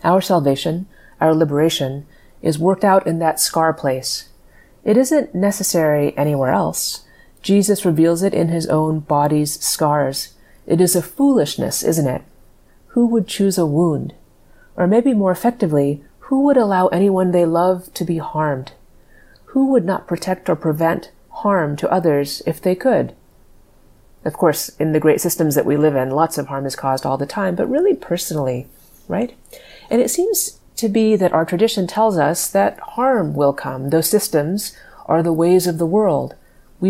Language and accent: English; Dallas, Texas, United States; moved away; So I grew up in Dallas